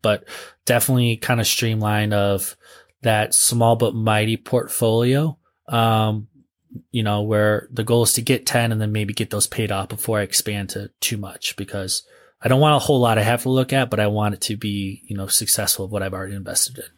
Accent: northeastern Ohio, United States; it's actually my hometown area

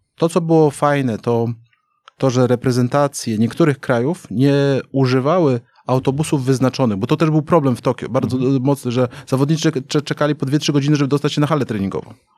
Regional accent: Wrocław, Lower Silesian Voivodeship, Poland; moved away as an adult; also born or lived in China; urodziłem we Wrocławiu. Mhm. Więc jakby Dolny Śląsk to, to, to, to moje rejony

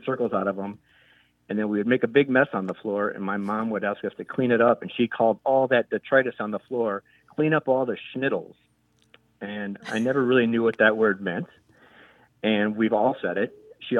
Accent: Chicago, Illinois, United States; now in Carmel, Indiana, United States; I was born in Chicago, grew up in the suburbs of Chicago.

